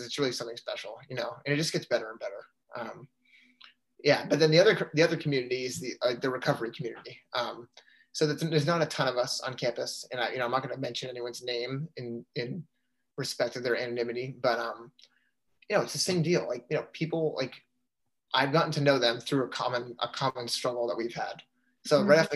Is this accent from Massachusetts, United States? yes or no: yes; Canton, Massachusetts, United States; I'm from Canton, Mass, which is about 45 minutes outside of BC